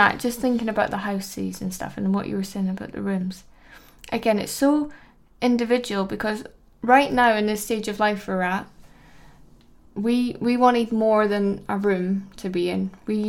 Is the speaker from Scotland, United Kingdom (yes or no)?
yes; Edinburgh, Scotland, United Kingdom; now in London, United Kingdom; Because I'm from Edinburgh